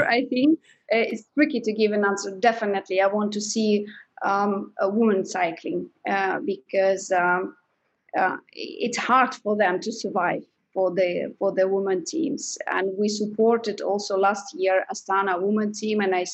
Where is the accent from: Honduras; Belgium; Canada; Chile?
Belgium; I'm from Belgium, I live in Belgium